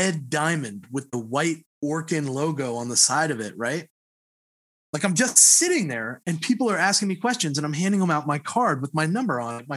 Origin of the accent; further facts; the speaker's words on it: Miami, Florida, United States; moved away as an adult; now in Knoxville, United States; I'm from Miami